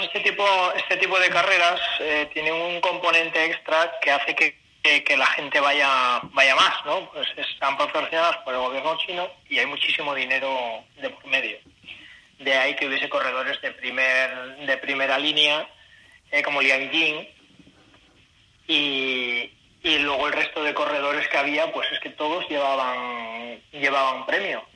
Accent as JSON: {"language": "Spanish", "region": "Asturias", "country": "Spain", "moved": "yes", "lives_now": "China", "said": "en Asturias, ahí en mi tierra"}